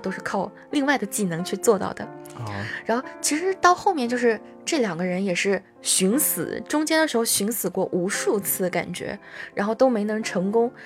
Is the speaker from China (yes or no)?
yes; China; 我们中国人